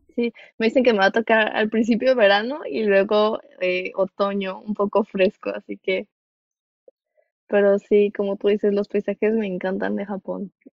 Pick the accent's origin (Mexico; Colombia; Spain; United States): Mexico; de donde yo soy, este, no suele ser muy frío nuestro invierno